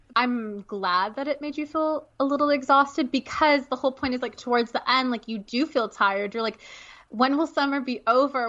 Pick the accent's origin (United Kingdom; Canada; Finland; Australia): Canada; now in United States; I'm Canadian